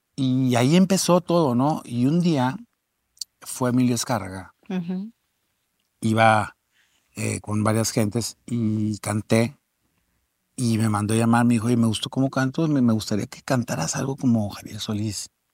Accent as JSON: {"language": "Spanish", "town": "Torreón", "region": "Coahuila", "country": "Mexico", "tie": "born or raised there", "also_born_or_lived": "Mexico City", "moved": "yes", "said": "yo soy"}